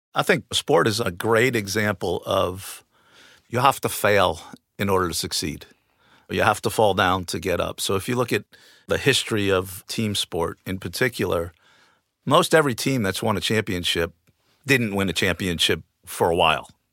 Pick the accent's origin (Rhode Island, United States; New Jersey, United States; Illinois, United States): New Jersey, United States; moved away as an adult; I grew up in New Jersey, just outside of New York City, playing multiple sports.